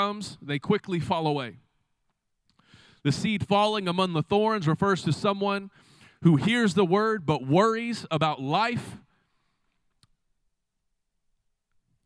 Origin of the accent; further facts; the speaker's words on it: Del City, Oklahoma, United States; I grew up right here in the Del City community.